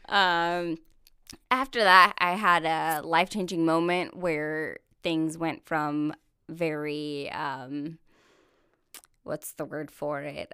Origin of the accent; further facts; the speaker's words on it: Corona, California, United States; moved away as an adult; now in Missouri, United States; Corona is about an hour to hour and a half north of San Diego. Okay. Uh, that's where I was born and raised